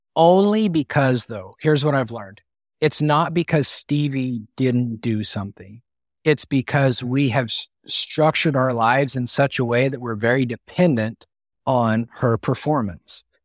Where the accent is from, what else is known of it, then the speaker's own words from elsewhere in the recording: Northeast Colorado, United States; I grew up in Northeast Colorado